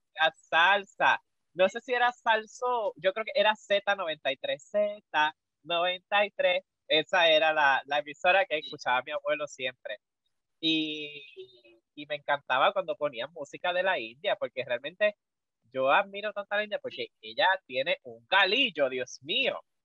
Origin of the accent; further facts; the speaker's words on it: Puerto Rico; en la comunidad que hay aquí en Puerto Rico